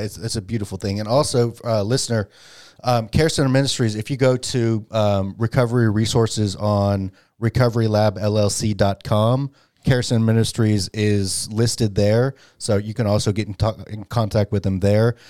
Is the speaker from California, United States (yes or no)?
no; Dallas, Texas, United States; I grew up in Dallas.